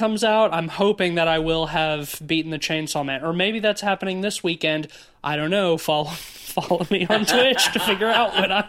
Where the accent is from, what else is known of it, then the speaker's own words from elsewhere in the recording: Oakland, California, United States; I'm from Oakland, though.